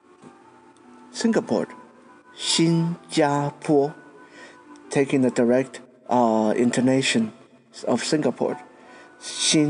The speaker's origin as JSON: {"language": "English", "country": "Taiwan", "said": "my own country, Taiwan."}